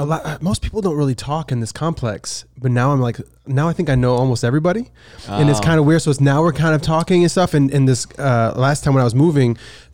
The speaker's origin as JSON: {"language": "English", "region": "Michigan", "country": "United States", "said": "I'm from Michigan."}